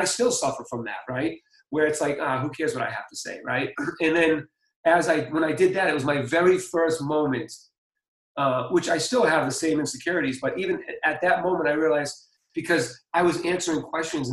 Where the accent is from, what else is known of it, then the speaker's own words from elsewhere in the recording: Boston, Massachusetts, United States; I'm from Boston